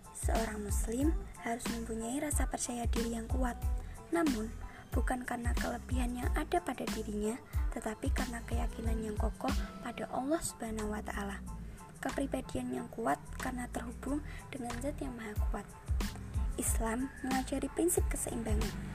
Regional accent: Kendal, Central Java, Indonesia; Saya lahir di Kendal, dua puluh delapan Juni dua ribu tiga, tepatnya enam belas tahun yang lalu

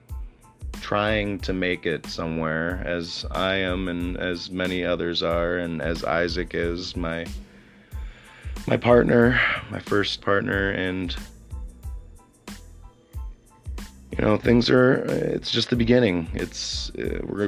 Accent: Sauk City, Wisconsin, United States; I was born in Sauk City, Wisconsin, with a mother and father, and I had a brother and sister growing up

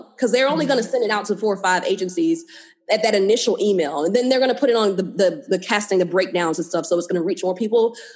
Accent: North Carolina, United States; moved away; also born or lived in Georgia; I grew up in North Carolina. Sometime in Georgia, like when I was younger

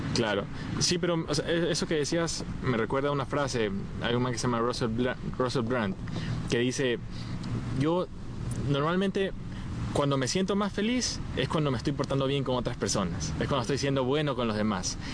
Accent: Ecuador; soy ecuatoriano

